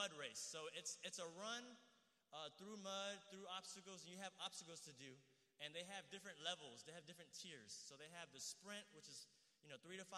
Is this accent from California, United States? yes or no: no; Houston, Texas, United States; I'm from Houston.